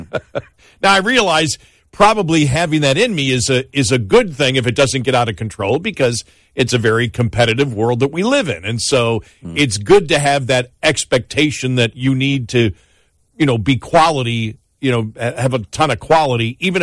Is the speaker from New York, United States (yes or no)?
yes; Buffalo, New York, United States; moved away; I'm from Buffalo. I mean, bowling's like the national pastime up there.